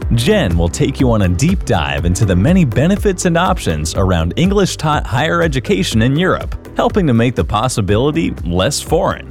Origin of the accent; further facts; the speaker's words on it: United States; moved away as an adult; also born or lived in Germany; as an American